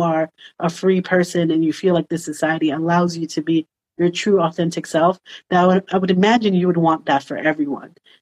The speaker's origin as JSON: {"language": "English", "town": "New York City", "region": "New York", "country": "United States", "tie": "born or raised there", "said": "I grew up in Washington Heights. I went to school in New York City public schools till high school."}